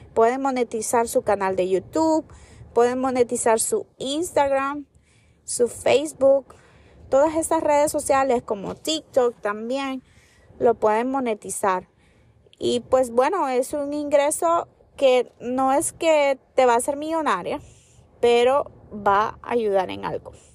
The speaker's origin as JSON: {"language": "Spanish", "country": "United States", "said": "los que somos de aquí de Estados Unidos"}